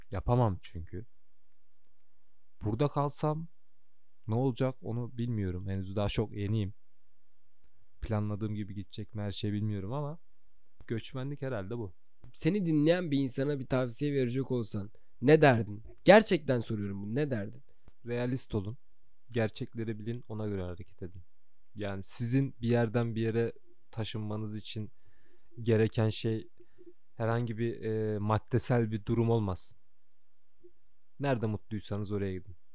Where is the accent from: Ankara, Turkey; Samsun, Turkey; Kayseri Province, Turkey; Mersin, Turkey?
Kayseri Province, Turkey; Kayseri; moved away as an adult; also born or lived in Sivas / Istanbul; now in Canada; Sivas'ta doğdum. Kayseri'de büyüdüm.